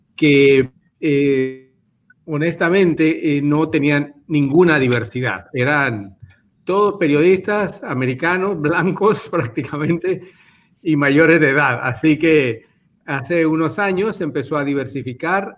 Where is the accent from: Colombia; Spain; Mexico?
Spain; yo nací en España